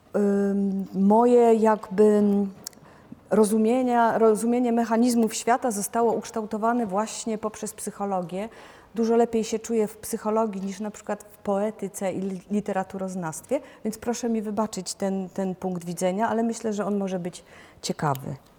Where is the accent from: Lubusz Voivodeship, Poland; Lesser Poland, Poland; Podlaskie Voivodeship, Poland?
Lubusz Voivodeship, Poland; Lubusz Land, western Poland; moved away as an adult; also born or lived in Lower Silesia / Warsaw; Przyszłam na świat w 1962 roku na zachodnich rubieżach Polski, w historycznie rzecz biorąc wschodniej Brandenburgii, czy może lepiej powiedzieć na ziemi lubuskiej